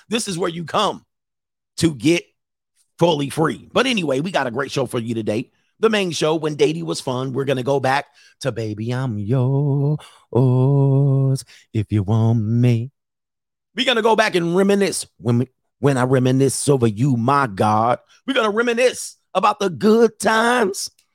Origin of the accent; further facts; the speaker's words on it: Southern California, United States; I've been grew up in the, in, in Southern California with cultural people